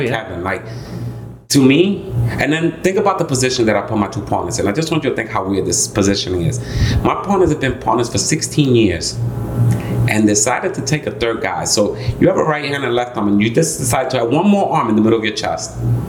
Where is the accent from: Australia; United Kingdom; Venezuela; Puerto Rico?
Puerto Rico; So, I mean, to know …, first I was born in Puerto Rico.